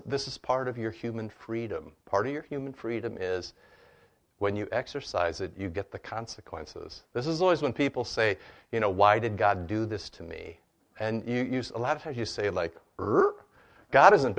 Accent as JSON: {"language": "English", "country": "United States", "said": "growing up in America"}